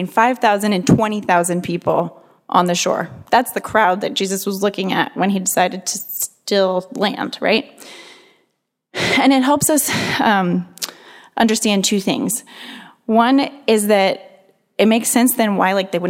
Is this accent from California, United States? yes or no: yes; Santa Barbara, California, United States; I'm from Santa Barbara, up north a little ways